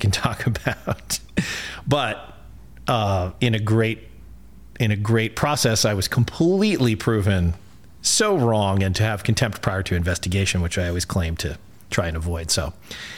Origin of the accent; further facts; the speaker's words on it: New Haven, Connecticut, United States; my hometown of New Haven, Connecticut